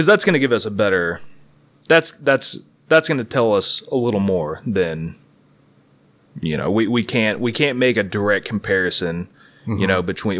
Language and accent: English; United States; we Americans